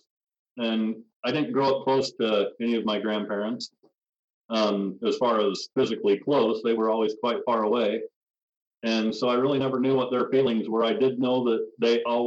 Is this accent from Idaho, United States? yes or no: yes; Rexburg, Idaho, United States; also born or lived in Walla Walla, Washington / Phoenix, Arizona / Provo, Utah / Salt Lake City, Utah; I was born in Walla Walla, Washington. We ended up in Phoenix, Arizona until I was 10. And then grew up the rest of the time right outside of Rexburg, Idaho